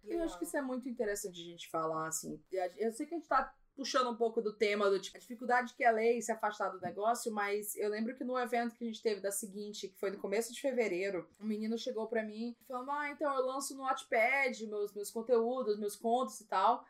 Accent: Maranhão, Brazil; como nordestina, como alguém do Maranhão, como alguém que tem o sotaque que eu tenho

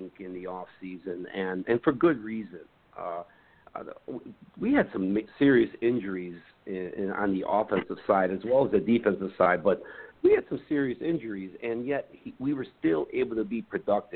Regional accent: Chicago, Illinois, United States; we are from Chicago. It's our hometown team

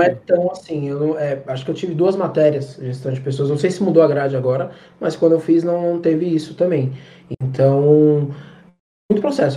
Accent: São Paulo, Brazil; eu sou de São Paulo, é, na região de Pirituba

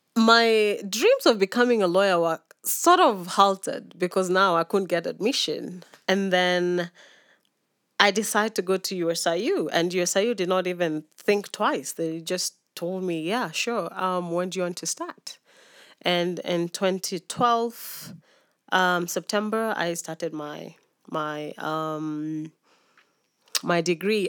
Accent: Nairobi, Kenya; also born or lived in Mumias / Narok / Maasai Mara / Kisumu; born and raised in Nairobi

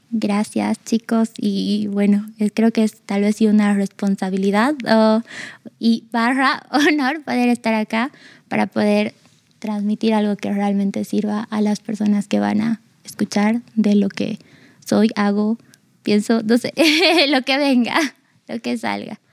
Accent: Argentina; yo nací en Argentina, vivía con mi mamá y mi abuela

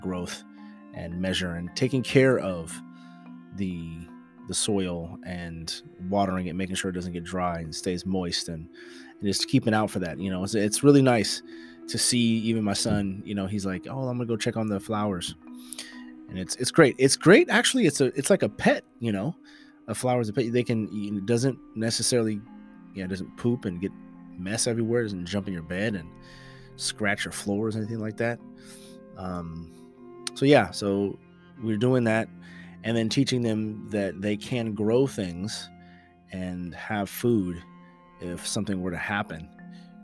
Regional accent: the Bay Area, California, United States; We are from the Bay, and we've been Niners fans from around the way

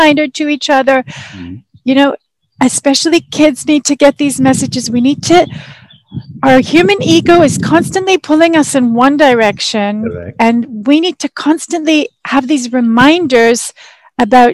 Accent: Canada; also born or lived in Israel; I'm from Canada, I'm Canadian

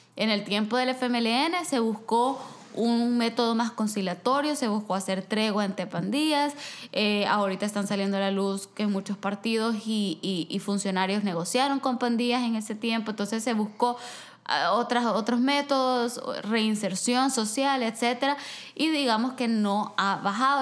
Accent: El Salvador; now in Vancouver, Canada; yo soy del Salvador

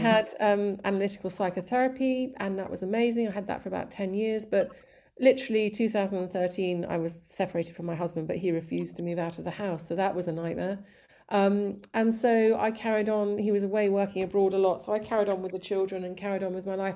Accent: East Sussex, South East England, United Kingdom; born or raised there; also born or lived in Colombo, Sri Lanka / Malawi / Surrey

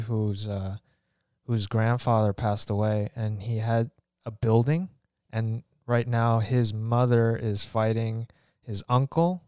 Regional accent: New York City, New York, United States; we all grew up, we're born and raised in Green Point, Brooklyn

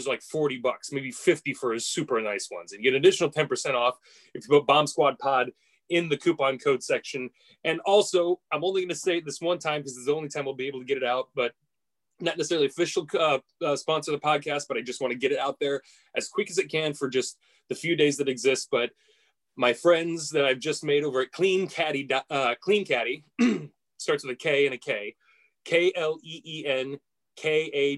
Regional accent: United States; as an American

